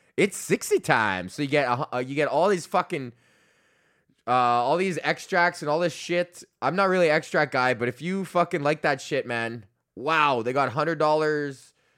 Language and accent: English; Alberta, Canada; I'm from Alberta